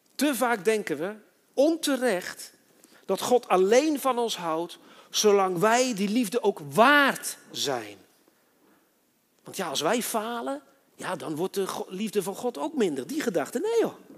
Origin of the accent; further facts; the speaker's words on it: Netherlands; also born or lived in Switzerland; toen ik in Nederland kwam, ben ik met Marokkanen opgegroeid